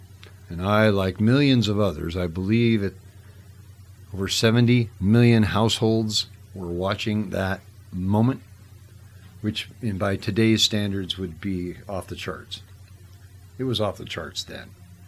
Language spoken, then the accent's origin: English; Whittier, California, United States; where I grew up in Whittier, Whittier had Lovell's records